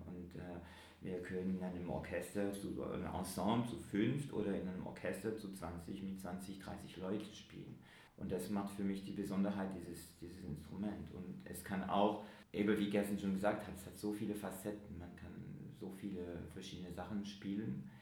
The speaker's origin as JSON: {"language": "German", "region": "Geneva", "country": "Switzerland", "said": "ich komme aus Genf"}